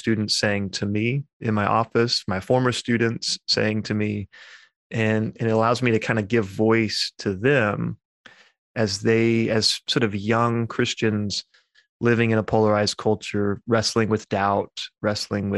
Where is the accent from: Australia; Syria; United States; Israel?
United States; also born or lived in England; I'm an American in that regard, even though I went over to England for my doctorate